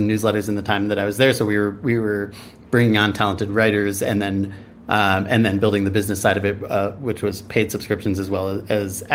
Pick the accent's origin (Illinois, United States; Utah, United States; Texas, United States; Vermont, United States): Illinois, United States; Chicago; also born or lived in San Francisco, California; now in Bend, United States; I grew up in Chicago and then lived in San Francisco for almost 10 years, and then just moved up to Bend.